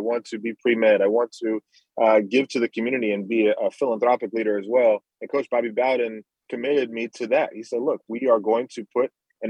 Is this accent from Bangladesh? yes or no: no; Nassau, New Providence, Bahamas; moved away; also born or lived in New Jersey; we came from Nassau, Bahamas with not a lot of money. Our family, everyone's still back home in the Bahamas right now. And then getting to New Jersey is where we landed, where no one really around us was Bahamian.